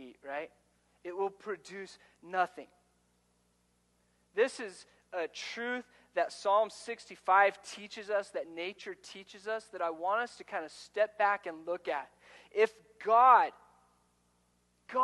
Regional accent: Ordway, Colorado, United States; Where I grew up in Ordway, Colorado, just south of here, when I moved there, I was in third grade

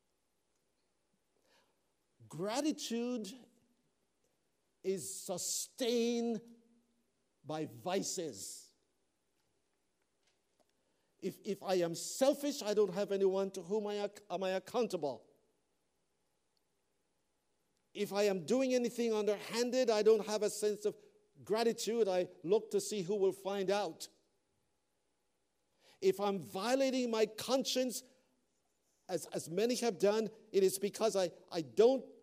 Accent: Canada; I am a Canadian. That's the passport I travel with. I love this country.

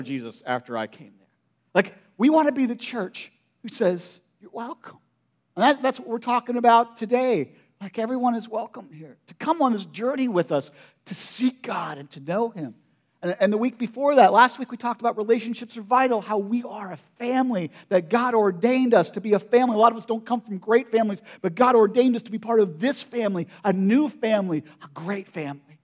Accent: United States; I grew up in Perry County

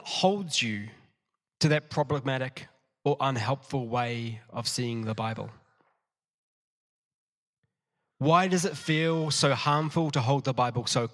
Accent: New Zealand; also born or lived in Matamata; I went to primary school. I'm a Kiwi in New Zealand, at Pillons Point Primary.

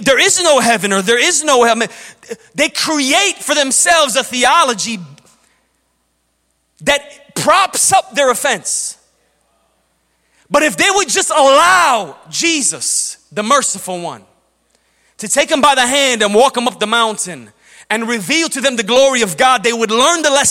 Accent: Chicago, Illinois, United States; I grew up in Chicago. When we were young kids growing up in Chicago in the 90s

